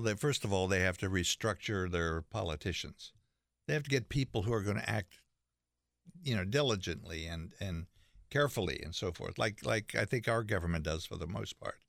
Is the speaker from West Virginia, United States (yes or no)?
yes; West Virginia, United States; I grew up in West Virginia